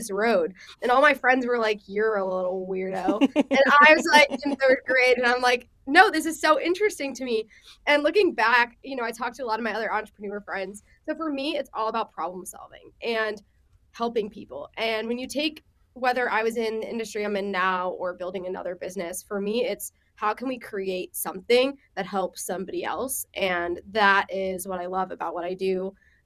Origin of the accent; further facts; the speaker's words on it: Long Island, New York, United States; also born or lived in Israel; I'm from Israel and then I grew up on Long Island